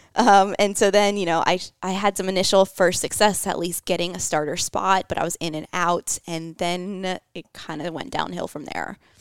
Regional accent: St. Petersburg, Florida, United States; moved away as an adult; also born or lived in Georgia; I was from Saint Pete, Florida. Uh, I was, went to high school there

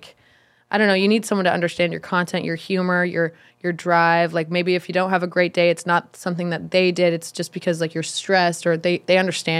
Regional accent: Redondo Beach, California, United States; Redondo Beach. Do you know where that is?

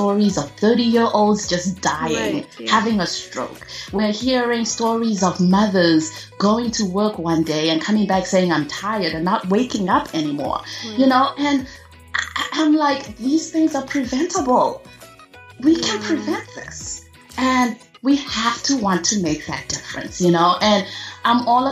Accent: Zimbabwe; I was born and raised in Zimbabwe

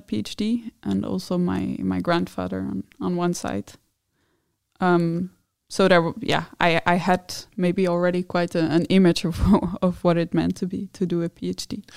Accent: Netherlands; moved away as an adult; now in Denmark; I'm from the Netherlands

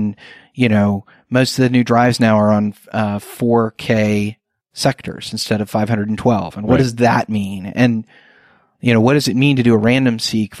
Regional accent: Indianapolis, Indiana, United States; coming to my hometown

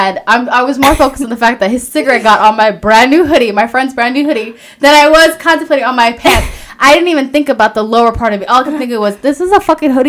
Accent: Minnesota, United States; I'm from Minnesota.

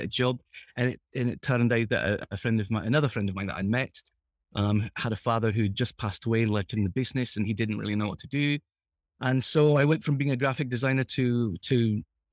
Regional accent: England, United Kingdom; moved away; also born or lived in Japan; When I was growing up in England

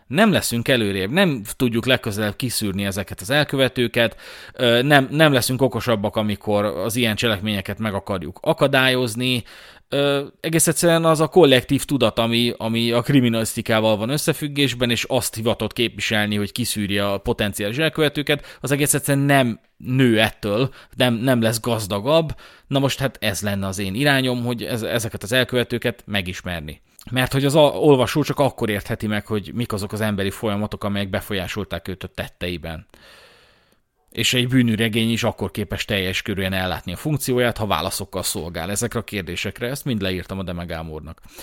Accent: Budapest, Hungary; budapesti vagyok

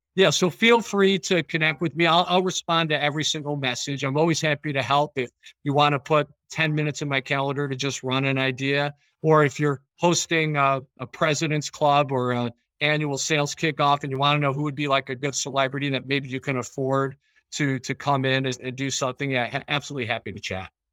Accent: Chicago, Illinois, United States; now in Rochester, United States; I grew up in Chicago

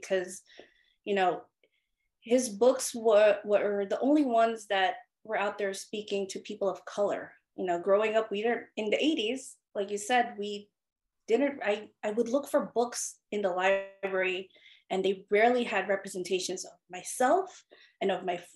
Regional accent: New York, United States; also born or lived in Philippines; I immigrated here from the Philippines when I was 6 years old, and I settled in Queens, New York

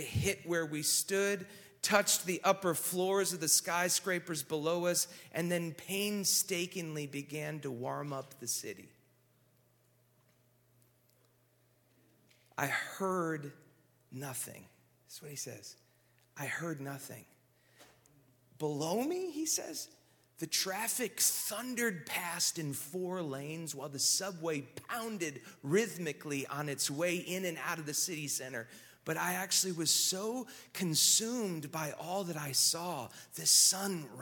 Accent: Minnesota, United States; I grew up in Minnesota

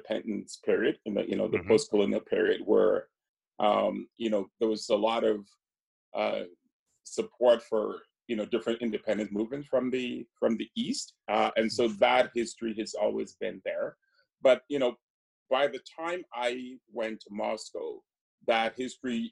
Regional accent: Ghana; I grew up in Ghana

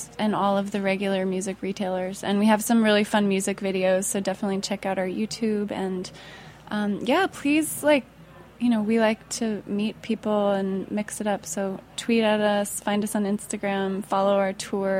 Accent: Colorado, United States; I'm from Colorado

